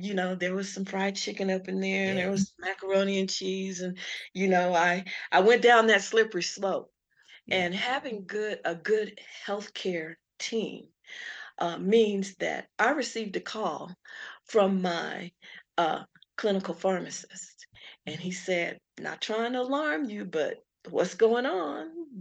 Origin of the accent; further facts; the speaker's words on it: Colorado Springs, Colorado, United States; I'm from Colorado Springs. The neighborhood and the areas, one of the areas that I lived in was affected